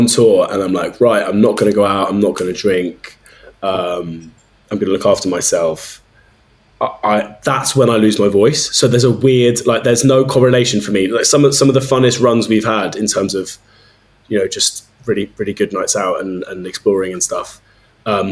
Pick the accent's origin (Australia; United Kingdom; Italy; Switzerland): United Kingdom; London; also born or lived in Leeds; I grew up in South London and have lived here all my life.